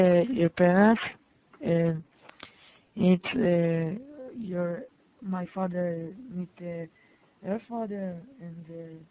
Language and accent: English; Israel; English is a second language; I'm from Israel.